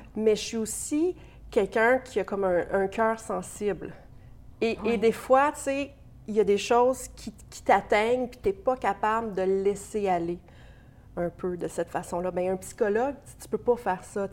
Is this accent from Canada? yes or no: yes; Bourget, Ontario, Canada; also born or lived in St-Pascal-Baylon, Ontario; j'ai grandi dans l'Est ontarien, à Bourgette, précisément, dans un petit village. Et puis, ensuite, à Saint-Pascal de Bellon.